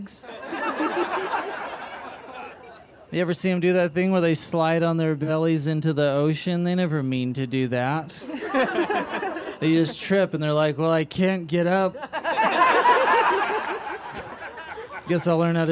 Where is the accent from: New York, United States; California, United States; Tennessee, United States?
California, United States; San Francisco; now in Los Angeles, United States; I grew up in San Francisco, live in LA now